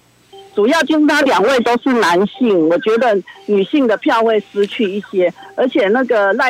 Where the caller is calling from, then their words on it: Taichung, Taiwan; 我是台中的